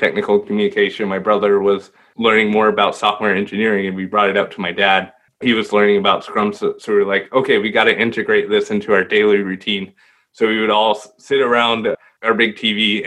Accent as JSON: {"language": "English", "town": "Austin", "region": "Texas", "country": "United States", "also_born_or_lived": "Dallas area, Texas", "moved": "as an adult", "lives_now": "Dallas, United States", "said": "And I'm originally from Austin, but I moved to the Dallas area to study technical communication"}